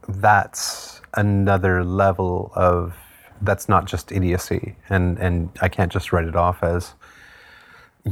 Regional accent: Manitoulin Island, Ontario, Canada; now in Hamilton, Canada; I grew up on Manitoulin Island

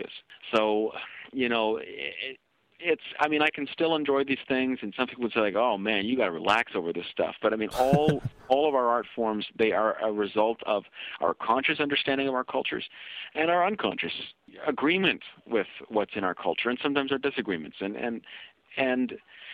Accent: Canada; I'm being a Kenyan-Canadian

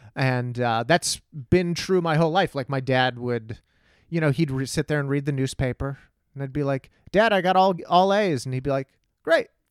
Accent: Texas, United States; growing up in Texas

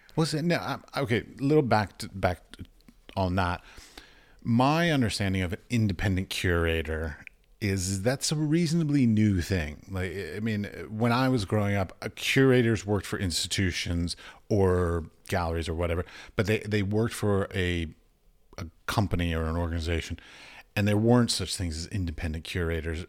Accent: United States; I'm from America

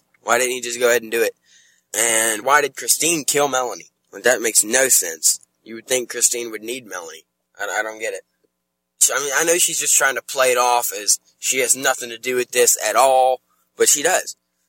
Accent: Zebulon, North Carolina, United States; I'm from Zebulon, North Carolina.

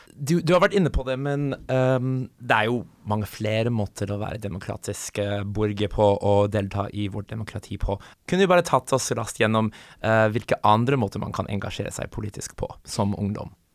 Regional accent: United States; now in Norway; jeg kommer fra USA

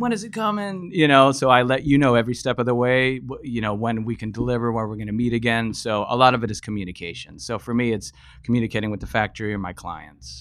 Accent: San Diego, California, United States; moved away as an adult; also born or lived in Los Angeles; now in Bay Area, United States; Originally from, from San Diego, grew up down in SoCal.

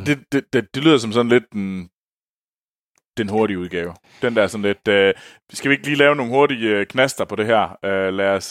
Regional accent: Denmark; moved away; jeg var hjemme i Danmark

